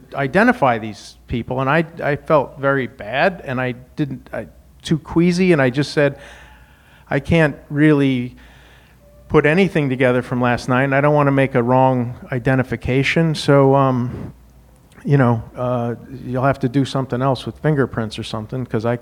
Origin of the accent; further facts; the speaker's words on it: Wyoming, United States; moved away as an adult; Now, I grew up in Wyoming, learned how to fight.